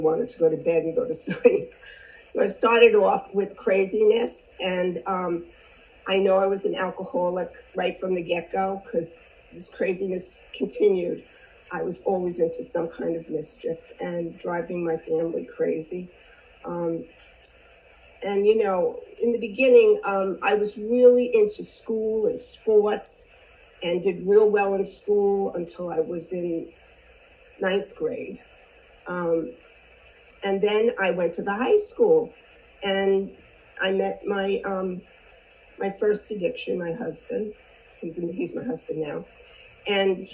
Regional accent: Long Island, New York, United States; I grew up on Long Island

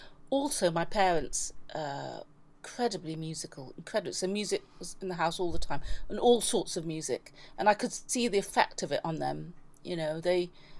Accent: London, United Kingdom; also born or lived in Belize / Sussex / New York; I grew up, I was born in Belize, grew up in London, then went to school in Sussex from the age of 13 to 17.

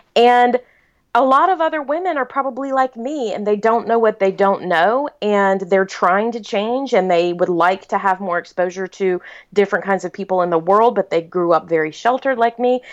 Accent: South Carolina, United States; I was born and raised in South Carolina

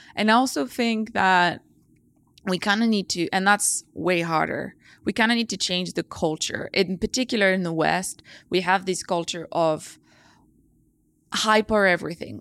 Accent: France; moved away; I grew up in the French countryside, surrounded by nature.

